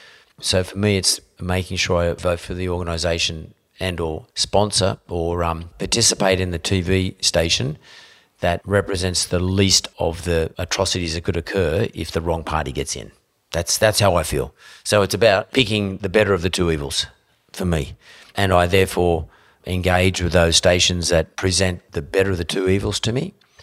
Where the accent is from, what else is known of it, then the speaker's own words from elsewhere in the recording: New South Wales, Australia; I grew up in the West Suburbs, so I grew up in the district of Lang, which was like obviously named after Lang, the famous Labor Prime Minister.